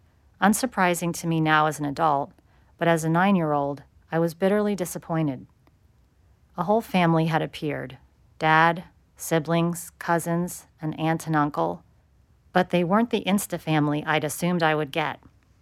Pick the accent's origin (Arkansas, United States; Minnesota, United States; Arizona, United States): Arizona, United States; Phoenix; born there; 14 months before I was born in Phoenix.